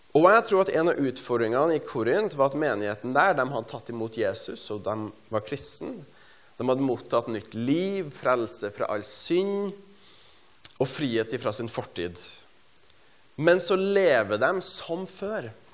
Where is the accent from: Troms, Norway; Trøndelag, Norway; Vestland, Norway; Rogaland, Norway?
Trøndelag, Norway; Stjørdal; jeg er fra Stjørdal i Trøndelag